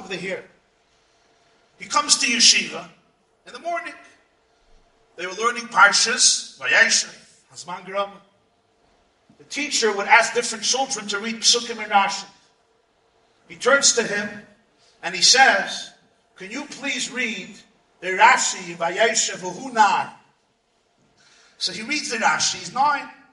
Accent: New York City, New York, United States; I grew up in the Crown Heights section of Brooklyn

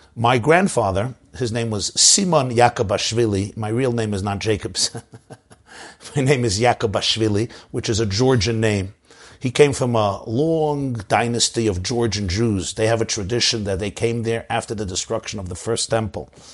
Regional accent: New York City, New York, United States; I grew up in the Crown Heights section of Brooklyn.

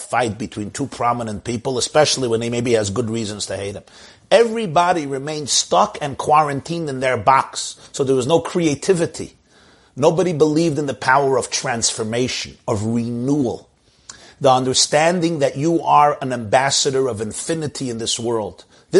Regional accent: New York, United States; I'm a New Yorker myself

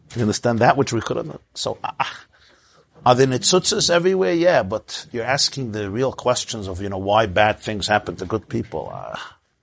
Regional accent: United States; I grew up in the United States of America.

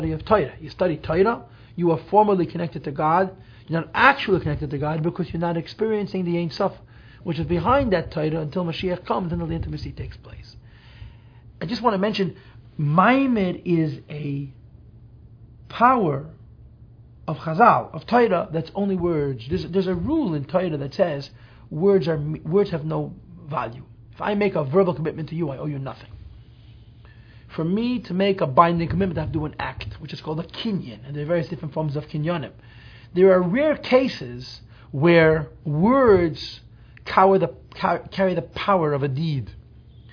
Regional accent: New York City, New York, United States; I grew up in Crown Heights, full of Hungarian Jews.

